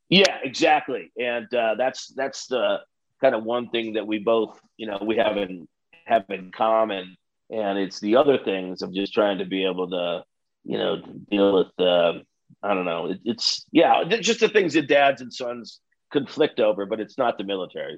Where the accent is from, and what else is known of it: South Bend, Indiana, United States; born or raised there; moved away